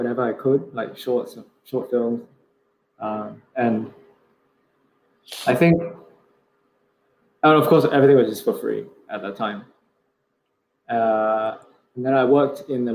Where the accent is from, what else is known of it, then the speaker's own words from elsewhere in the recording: Singapore; moved away as an adult; also born or lived in London; the way I was brought up in Singapore